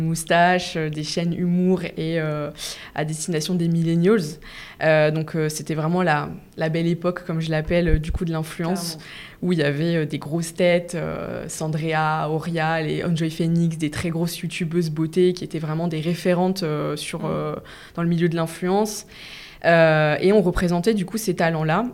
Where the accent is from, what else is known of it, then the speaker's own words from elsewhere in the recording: the east of France, France; now in Paris, France; je viens pas de, Paris de base, je viens de l'Est de la France